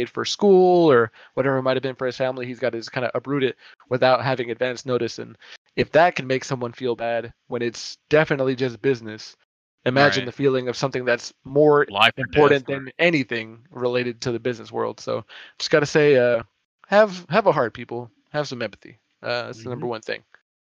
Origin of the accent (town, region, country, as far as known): Dallas, Texas, United States; born or raised there